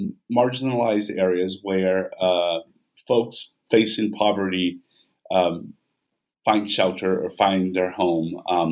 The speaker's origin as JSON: {"language": "English", "town": "Vitória", "region": "Espírito Santo", "country": "Brazil", "second_language": "English", "lives_now": "United States", "said": "I'm originally from Brazil, from Victoria. That's where I did my ethnography."}